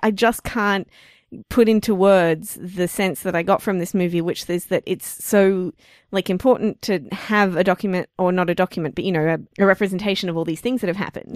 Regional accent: Australia; we're Australian

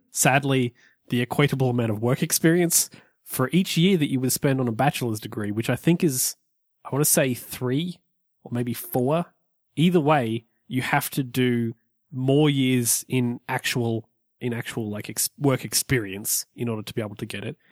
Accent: Australia; moved away; I'm from Australia.

